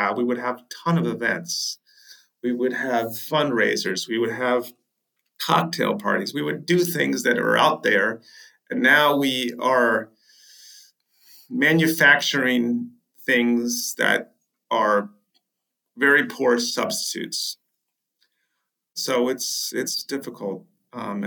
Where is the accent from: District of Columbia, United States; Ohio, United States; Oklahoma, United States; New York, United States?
District of Columbia, United States; Washington; moved away as an adult; also born or lived in Maryland; I grew up in the District of Columbia